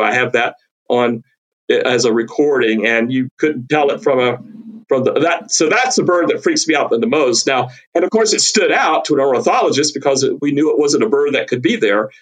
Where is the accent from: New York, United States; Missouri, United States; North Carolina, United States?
North Carolina, United States; moved away as an adult; also born or lived in Texas / Louisiana; I grew up herping in North Carolina